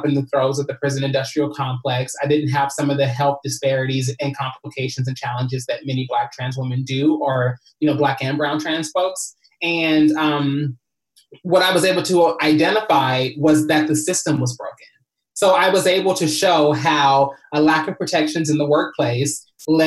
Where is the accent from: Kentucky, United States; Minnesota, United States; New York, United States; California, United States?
Kentucky, United States; moved away as an adult; now in Los Angeles, United States; I came from Kentucky when I was 19 years old